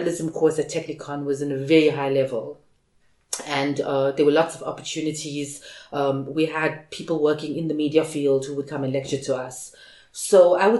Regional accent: Durban, KwaZulu-Natal, South Africa; I live in Reservoir Hills, and we have two primary schools in our zone, if you can call it that. So I went to a primary school called Durban Heights

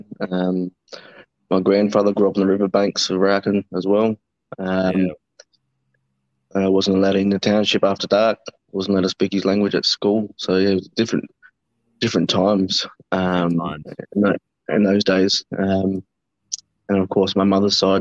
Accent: Murray Bridge, South Australia, Australia; also born or lived in Adelaide; I was born in Adelaide. Grew up in Murray Bridge

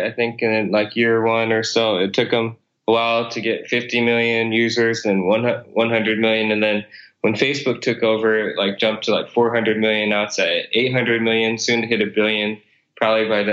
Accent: Iowa, United States; also born or lived in South Korea; I was actually born in South Korea and then adopted by my parents in the States. So I grew up in Iowa.

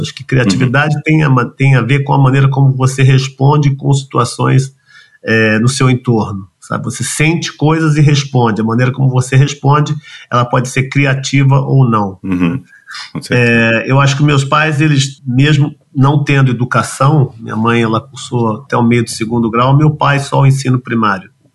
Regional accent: São Paulo, Brazil; Eu nasci em São Paulo, bem no centro da cidade, acho que nasci alguns quilômetros da Sé, eu, embora não tenha sotaque, eu sou a pessoa mais paulistana que eu conheço

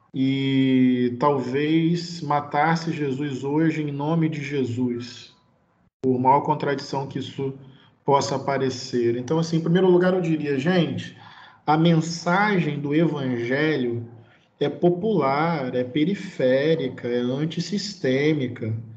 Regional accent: Brazil; eu sou brasileiro

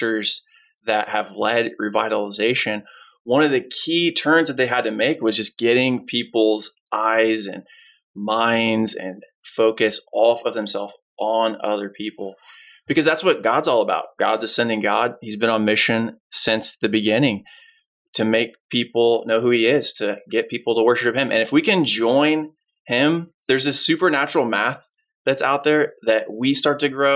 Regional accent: Northern Palm Beach County, Florida, United States; Natalie and I grew up both in Northern Palm Beach County

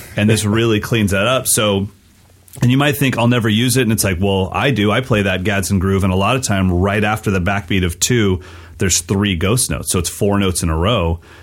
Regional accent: West Coast, United States; I'm a West Coast kid that's not growing up in Philly.

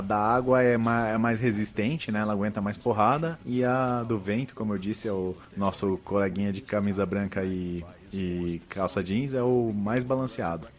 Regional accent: Barbacena, Minas Gerais, Brazil; quando eu era criança lá em Barbacena

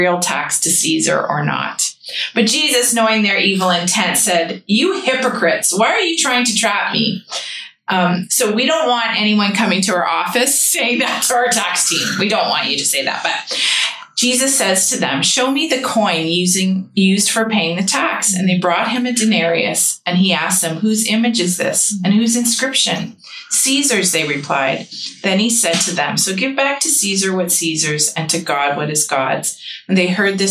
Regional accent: Canada; a Canadian citizen in our nation

